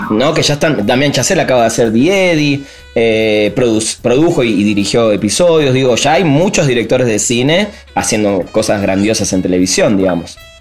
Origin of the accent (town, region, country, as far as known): Argentina